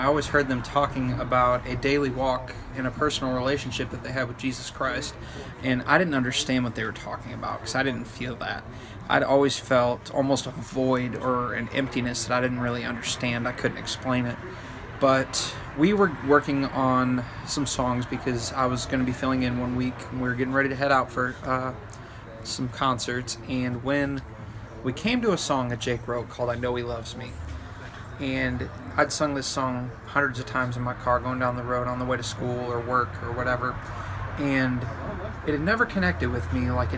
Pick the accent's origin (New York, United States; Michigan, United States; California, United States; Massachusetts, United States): Michigan, United States; Southern; I was raised in Southern Michigan in a small Baptist church